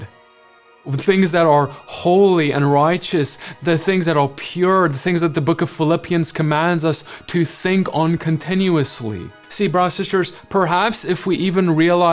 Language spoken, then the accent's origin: English; South Africa; moved away as an adult; now in United States; As a South African who grew up, was born in South Africa, lived there my whole life, and moved to the US just a few years ago